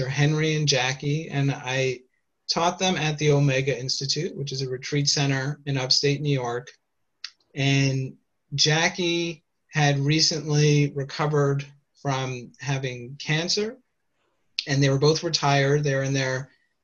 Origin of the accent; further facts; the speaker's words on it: Canada; moved away as an adult; also born or lived in Toronto; now in United States; So I'm Canadian originally before I moved, and now I live in the United States